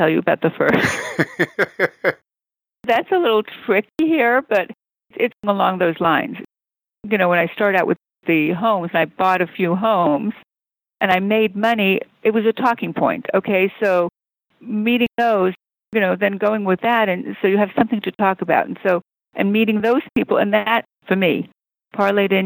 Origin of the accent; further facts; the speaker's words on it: New York, United States; moved away as an adult; also born or lived in San Fernando Valley, California; now in Beverly Hills, United States; I grew up in New York, but I didn't do any real estate in New York.